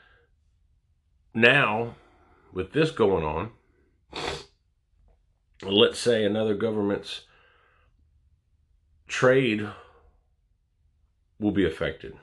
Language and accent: English; United States; I'm an American